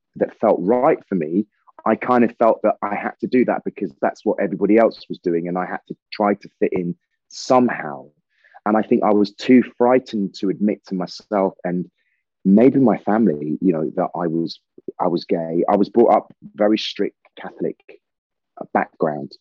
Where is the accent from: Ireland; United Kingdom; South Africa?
United Kingdom; Dorset, South West England; also born or lived in Salisbury / Sidmouth, Devon / Liverpool; I was born in Salisbury. I lived in Dorset with my grandparents and my mother till I was 13. And then we moved to Devon.